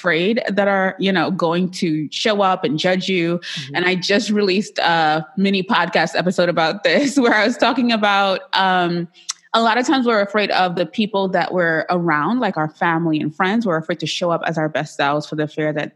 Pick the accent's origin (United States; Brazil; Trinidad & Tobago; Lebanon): Trinidad & Tobago; I'm Trinidadian